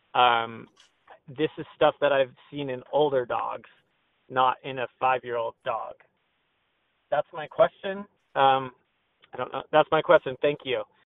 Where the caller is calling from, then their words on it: Newport Beach, California, United States; I'm calling from Newport Beach, California